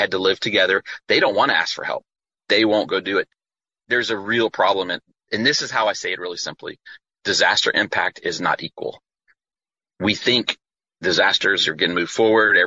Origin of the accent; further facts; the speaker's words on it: Louisiana, United States; we're from Louisiana